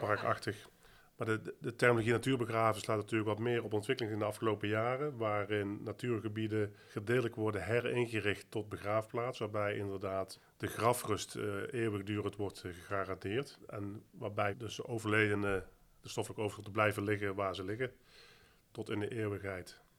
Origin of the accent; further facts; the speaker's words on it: Netherlands; voor mij als Nederlander, consument, medewerker van Dela